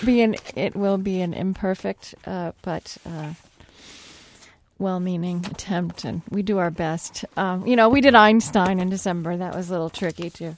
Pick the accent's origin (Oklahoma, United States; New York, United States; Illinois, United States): Oklahoma, United States; I was raised Southern Baptist in Oklahoma